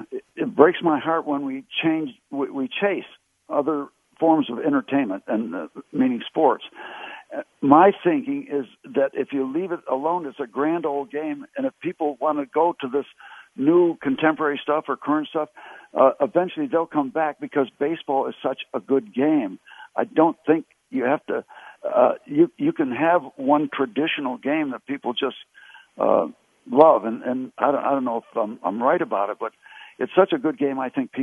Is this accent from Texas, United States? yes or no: no; Connecticut, United States; We had to beg the Pirates to sign me when I came out from Connecticut to try out in 1960.